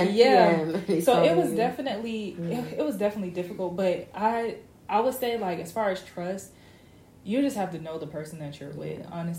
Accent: Orlando, Florida, United States; now in Tallahassee, United States; he's from Pensacola. I'm from Orlando. We go to school in Tallahassee.

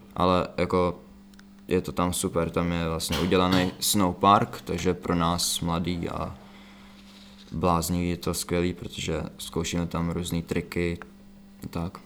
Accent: Czechia; tady u nás v Čechách

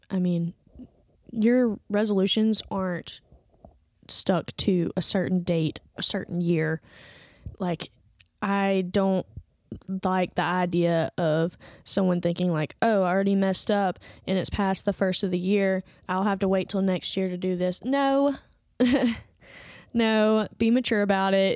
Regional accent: Andalusia, Alabama, United States; moved away as an adult; now in Birmingham, United States; I went home to, um, my hometown, which is, like, three hours south from here to go visit some family and friends and spent an entire week there. I do not remember the last time that I spent an entire week in Andalusia, Alabama

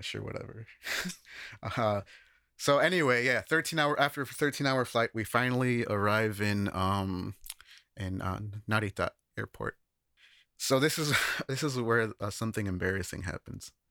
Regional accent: Chicago, Illinois, United States; moved away as an adult; now in Japan; I've worked with studio recording in the Chicago area, where I'm from

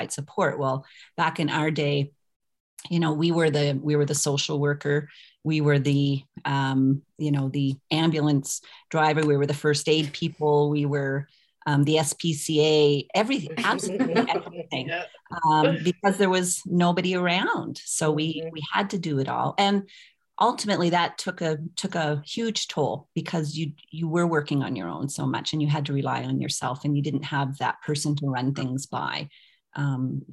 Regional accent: Fredericton, New Brunswick, Canada; I come from Fredericton, New Brunswick, so it's a city, I use city in quotation marks, of 45,000 people.

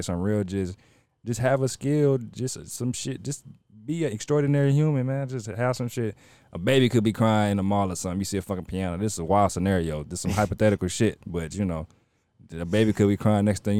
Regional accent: New Orleans, Louisiana, United States; we from New Orleans. Well, I'm from New Orleans.

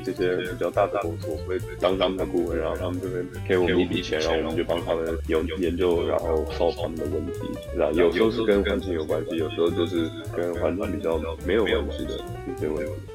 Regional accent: Shanghai, China; moved away as an adult; now in United States; 我从小在上海长大，给我我去上国际学校

